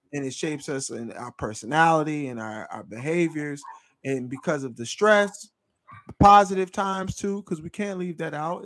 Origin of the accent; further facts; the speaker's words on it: Philadelphia, Pennsylvania, United States; now in Memphis, United States; we're both from Philadelphia, the greater metropolitan area of Philadelphia